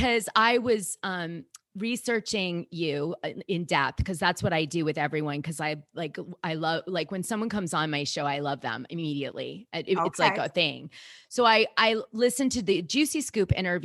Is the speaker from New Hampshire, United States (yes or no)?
no; Boston, Massachusetts, United States; in Boston, I grew up with a very strong Italian side